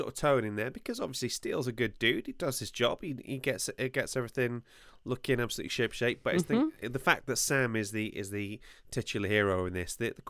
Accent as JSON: {"language": "English", "region": "Wales", "country": "United Kingdom", "said": "I'm Welsh. Everybody in Wales knows everybody else."}